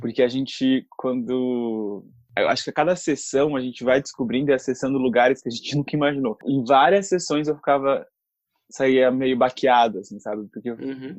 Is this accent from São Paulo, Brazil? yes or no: yes; São Paulo, Brazil; sou aqui da cidade de São Paulo